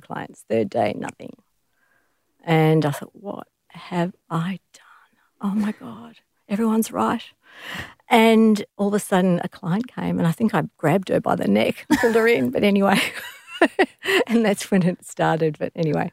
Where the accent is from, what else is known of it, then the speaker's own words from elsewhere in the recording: Australia; I'm an Australian, and I'm a woman